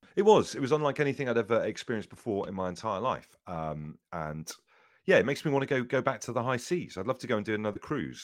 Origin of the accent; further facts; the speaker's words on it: Devon, South West England, United Kingdom; I grew up in Devon